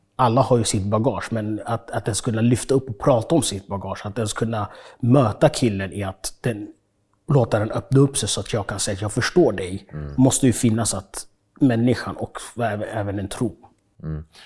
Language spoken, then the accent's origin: Swedish; Stockholm, Stockholm County, Sweden; born or raised there; also born or lived in Uganda